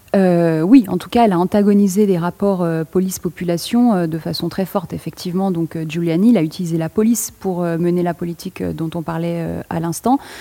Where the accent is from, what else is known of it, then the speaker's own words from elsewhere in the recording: France; je parle en tant que française